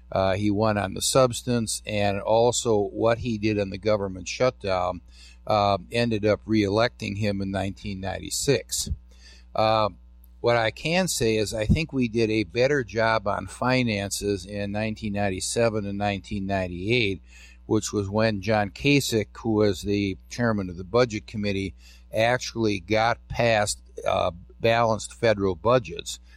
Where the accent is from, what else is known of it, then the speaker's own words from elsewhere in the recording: Wisconsin, United States; also born or lived in California; I came from Wisconsin